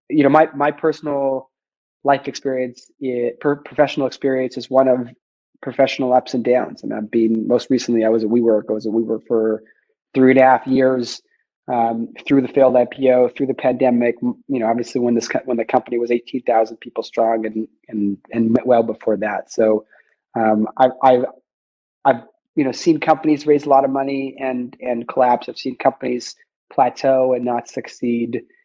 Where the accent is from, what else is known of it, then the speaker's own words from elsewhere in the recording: Vancouver, British Columbia, Canada; moved away; also born or lived in Montreal / Toronto; I'm a Canadian. I grew up in Vancouver, went to McGill